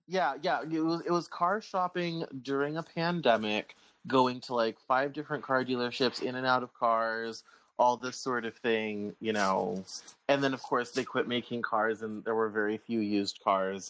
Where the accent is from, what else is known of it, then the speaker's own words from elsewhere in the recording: Colorado, United States; I'm from Colorado